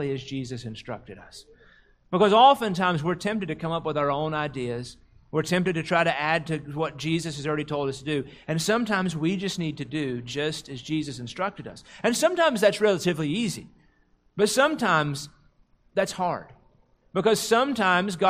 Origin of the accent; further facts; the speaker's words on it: United States; as Americans, as American Christians